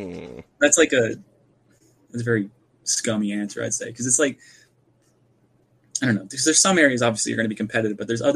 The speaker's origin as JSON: {"language": "English", "region": "Pennsylvania", "country": "United States", "said": "I am from Pennsylvania."}